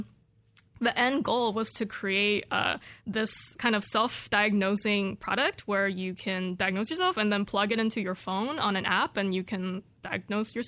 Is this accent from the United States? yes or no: yes; California, United States; moved away as an adult; now in Corvallis, United States; when I was growing up in California